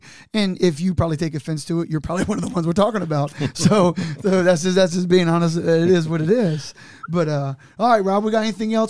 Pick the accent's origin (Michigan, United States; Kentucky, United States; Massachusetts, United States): Kentucky, United States; Newport; Whereas I came from Newport.